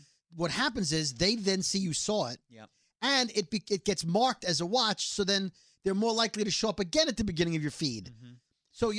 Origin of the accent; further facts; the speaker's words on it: United States; I'm an American.